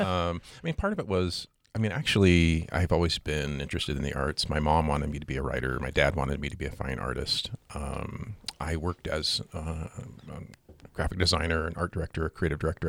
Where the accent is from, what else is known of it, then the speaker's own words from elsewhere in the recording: Seattle, Washington, United States; now in Great Falls, United States; I grew up in the Seattle area